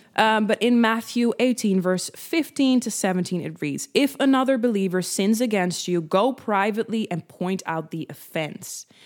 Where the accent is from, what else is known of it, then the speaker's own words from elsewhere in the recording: Netherlands; first language Dutch; English is a second language; I am Dutch, so Dutch is my first language